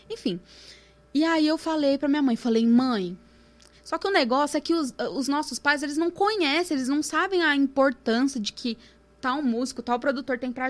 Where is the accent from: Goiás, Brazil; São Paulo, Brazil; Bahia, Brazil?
São Paulo, Brazil; Santo André; eu nunca saí de Santo André de sampa